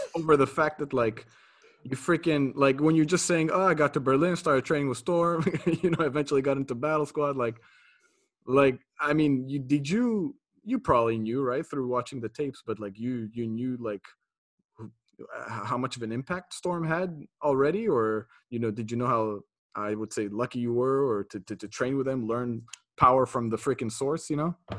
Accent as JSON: {"language": "English", "town": "Montreal", "region": "Quebec", "country": "Canada", "said": "I'm from Montreal"}